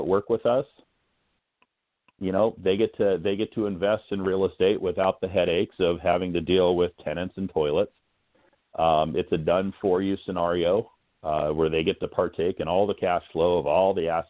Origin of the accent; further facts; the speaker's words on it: Hanalei, Hawaii, United States; now in San Diego, United States; I grew up in Hanalei, which is in the North Shore of Kauai.